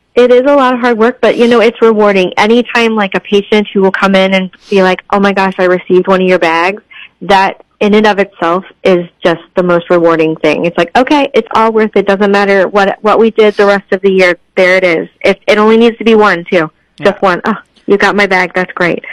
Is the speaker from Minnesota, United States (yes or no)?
no; Cape Girardeau, Missouri, United States; now in St. Louis, United States; So I live in St. Louis, but I grew up in Cape Girardeau